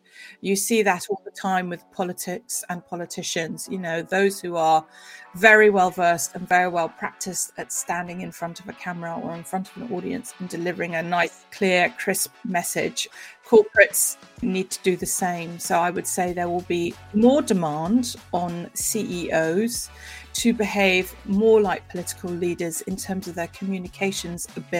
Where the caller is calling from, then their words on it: London, United Kingdom; I am coming in from West London, so, you know, groovy old London.